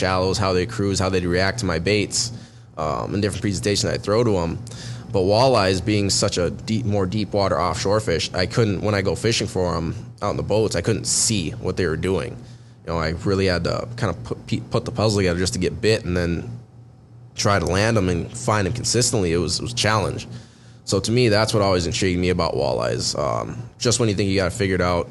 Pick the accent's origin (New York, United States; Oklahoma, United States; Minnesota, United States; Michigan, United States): Minnesota, United States; Lake Park, Detroit Lakes area; I grew up fishing over near Lake Park of Minnesota, Detroit Lakes area, Ottawa counties, fished a lot of those lakes